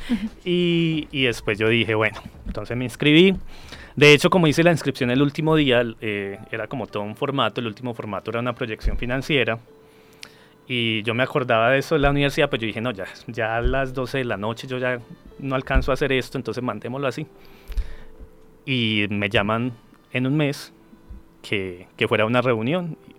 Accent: Colombia; soy de Colombia

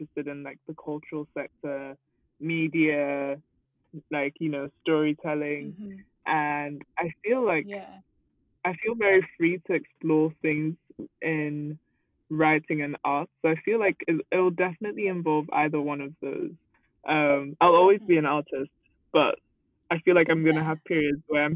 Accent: Nigeria; moved away; growing up in Nigeria

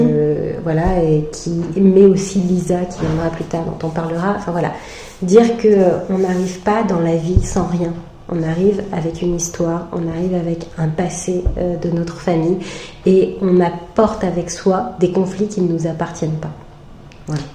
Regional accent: France; je suis française, je suis née avec tel et tel parent

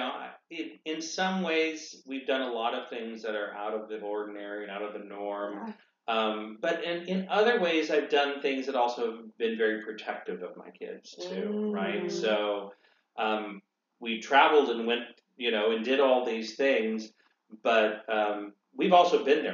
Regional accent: Monterey, California, United States; moved away; also born or lived in St. Louis / San Luis Obispo; I grew up in Monterey, but this is my first home away from home.

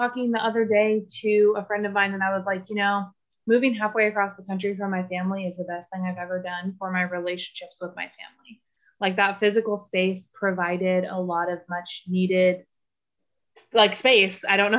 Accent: Plumas County, California, United States; moved away; also born or lived in Reno, Nevada; I grew up in Plumas County in California

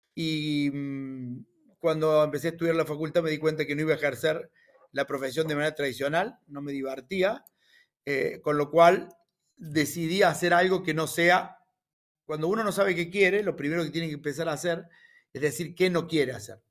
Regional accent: Río Cuarto, Córdoba, Argentina; un criollito de Río Cuarto, así decimos, yo nací en Río Cuarto

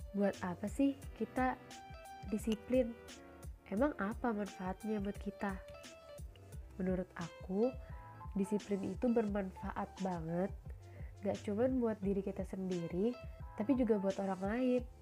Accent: Banjarbaru, South Kalimantan, Indonesia; Asalku dari kota Banjarbaru.

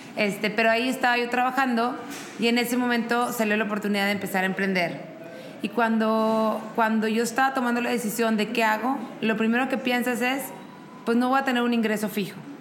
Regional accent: Monterrey, Nuevo León, Mexico; now in Querétaro, Mexico; soy de Monterrey, vivo en Querétaro

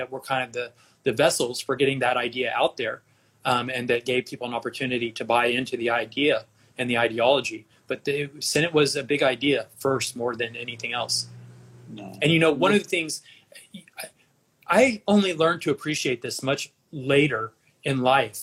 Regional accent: Dallas, Texas, United States; moved away as an adult; also born or lived in Austin, Texas / California; I grew up in Dallas with liberal parents

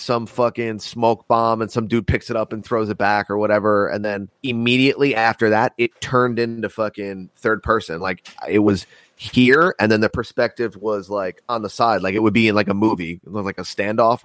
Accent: United States; I'm born American

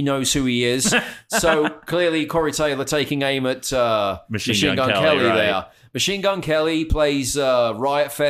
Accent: United Kingdom; moved away as an adult; now in Dallas, United States; I'm British

